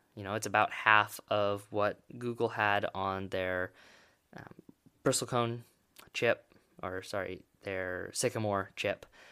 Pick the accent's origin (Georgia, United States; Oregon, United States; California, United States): Oregon, United States; my home state, Oregon